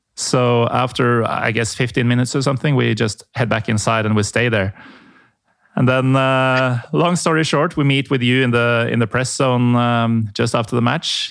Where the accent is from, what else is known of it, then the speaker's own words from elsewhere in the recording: Norway; I'm from Norway.